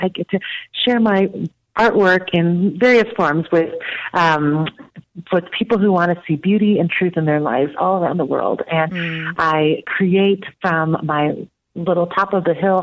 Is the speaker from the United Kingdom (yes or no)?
no; Taiwan; now in United States; I was born in Taiwan and immigrated to the United States when I was and being caught between two cultures